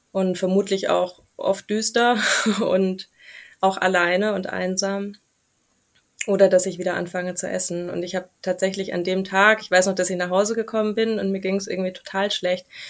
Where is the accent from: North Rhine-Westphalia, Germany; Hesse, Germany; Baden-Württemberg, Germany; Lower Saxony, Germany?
Baden-Württemberg, Germany; near Stuttgart; now in Munich, Germany; ich komme ursprünglich aus der Nähe von Stuttgart und wohne mittlerweile in München